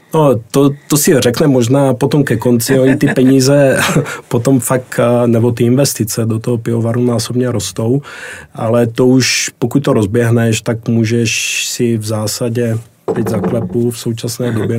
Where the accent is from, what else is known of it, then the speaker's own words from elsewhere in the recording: Brno, South Moravian Region, Czechia; pocházím z Brna